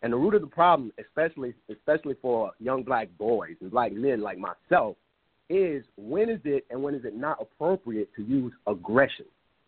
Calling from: Dallas, Texas, United States; I am calling from Dallas, Texas.

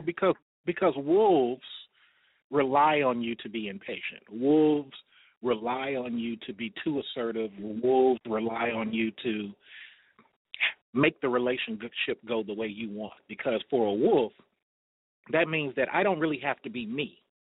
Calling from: Atlanta, Georgia, United States; I am 40, calling from Atlanta, sitting at my job

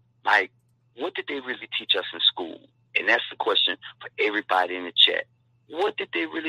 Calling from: Canada; calling you from Canada.

